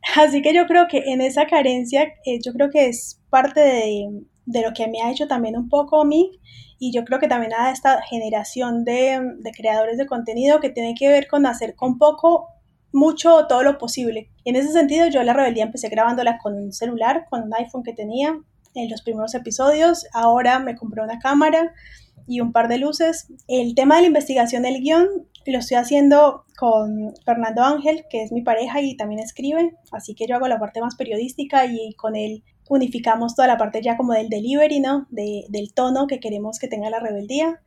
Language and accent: Spanish; Colombia; now in Buenos Aires, Argentina; Yo soy colombiana